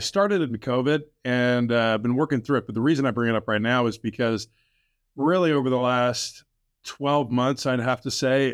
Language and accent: English; Illinois, United States; I was a rabid, uh, Bulls fan growing up in Illinois